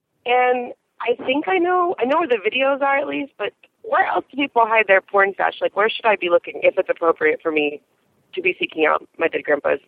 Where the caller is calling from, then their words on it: San Diego, California, United States; I'm calling from San Diego